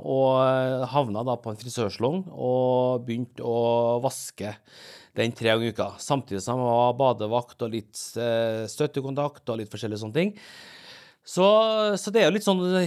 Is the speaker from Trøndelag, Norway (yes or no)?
yes; Åfjord, Trøndelag, Norway; also born or lived in Seoul, South Korea / Rosenborg, Trondheim; jeg kommer fra Norge.